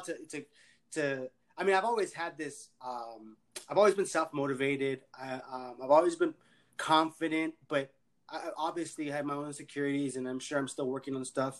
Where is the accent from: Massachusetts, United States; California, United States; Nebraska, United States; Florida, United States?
California, United States; Los Angeles; I'm from LA, born and raised in El Sereno. Uh, raised actually more so in the San Fernando Valley